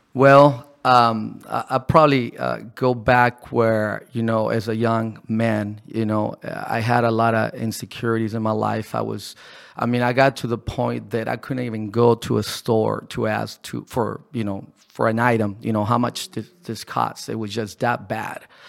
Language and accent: English; Ensenada, Baja California, Mexico; moved away as an adult; I was born here in Ensenada.